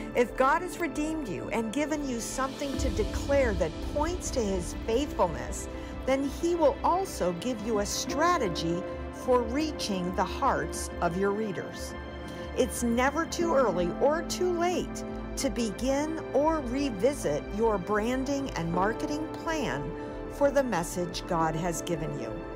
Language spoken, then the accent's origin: English; United States; I'm not Jewish and I'm an American.